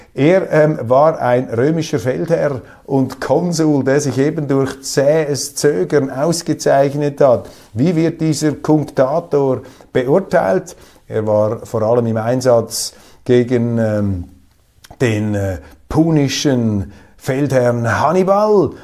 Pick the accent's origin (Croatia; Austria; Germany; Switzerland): Switzerland; als Schweizer